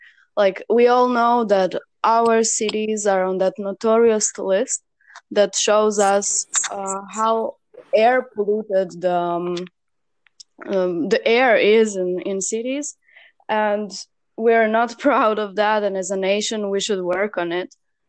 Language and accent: English; Serbia; I'm from Serbia.